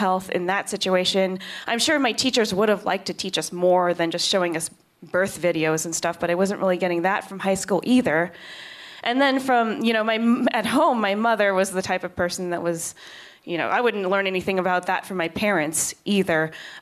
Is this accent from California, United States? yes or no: no; Kansas, United States; moved away; I am from Kansas